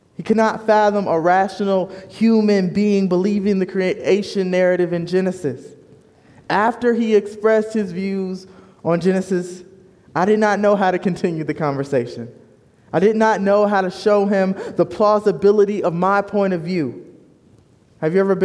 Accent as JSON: {"language": "English", "town": "Fort Wayne", "region": "Indiana", "country": "United States", "tie": "born or raised there", "also_born_or_lived": "Bloomington, Indiana / Chicagoland area", "moved": "as an adult", "lives_now": "Kansas City, United States", "said": "I was born and raised in Fort Wayne, Indiana"}